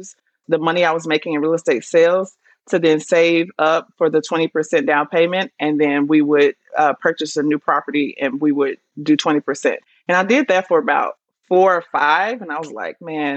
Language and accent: English; Dallas, Texas, United States; now in Atlanta, United States; I'm actually from Dallas originally, Texas